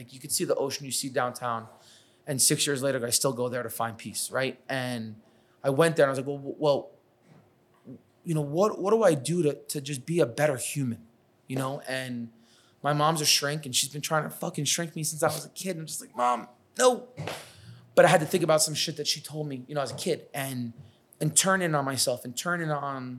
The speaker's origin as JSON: {"language": "English", "region": "New York", "country": "United States", "accent": "New York", "lives_now": "Los Angeles, United States", "said": "I got to my first job in LA and I thought I was like, calm, cool, collective. I lost my New York accent. I slowed down."}